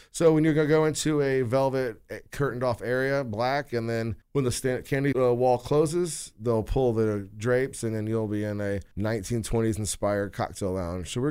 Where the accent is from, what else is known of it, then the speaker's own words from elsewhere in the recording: West Carrollton, Ohio, United States; I grew up in West Carrollton.